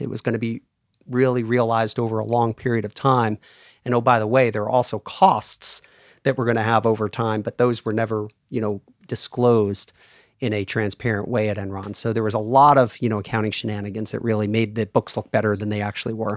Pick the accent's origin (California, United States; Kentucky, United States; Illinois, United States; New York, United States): New York, United States; New York area, United States; moved away as an adult; also born or lived in Houston / Germany; now in Atlanta, United States; I grew up in the New York area